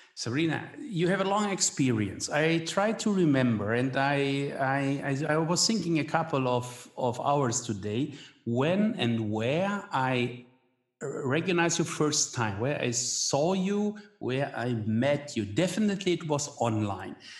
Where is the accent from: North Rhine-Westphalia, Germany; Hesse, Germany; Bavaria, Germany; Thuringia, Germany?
North Rhine-Westphalia, Germany; Hagen; I was born in Hagen, Westphalia